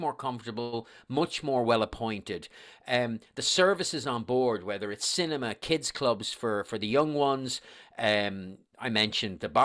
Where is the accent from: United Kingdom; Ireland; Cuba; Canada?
Ireland; Dublin, Leinster; accent: Irish; moved away; you obviously can tell from my accent that I'm Irish